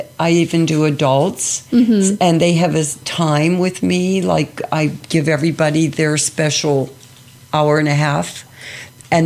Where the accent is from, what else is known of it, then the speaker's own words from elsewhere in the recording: Pittsburgh, Pennsylvania, United States; I grew up in Pittsburgh